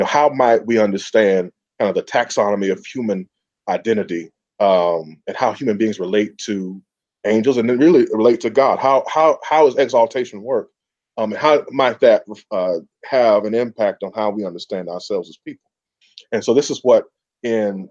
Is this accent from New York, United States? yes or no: no; Atlanta, Georgia, United States; I'm from Atlanta, Georgia.